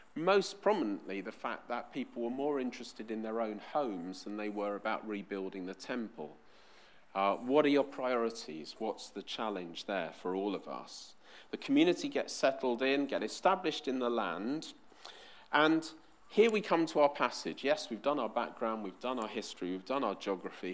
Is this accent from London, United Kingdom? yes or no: yes; London, United Kingdom; I was born in West London, so of course I support QPR